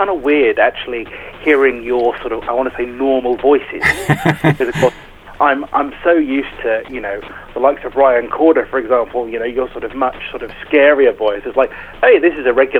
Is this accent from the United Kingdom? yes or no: yes; England, United Kingdom; accent: English; I'm English